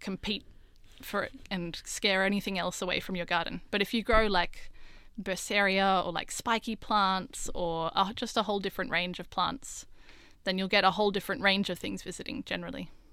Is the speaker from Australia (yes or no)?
yes; Australia; growing up in Australia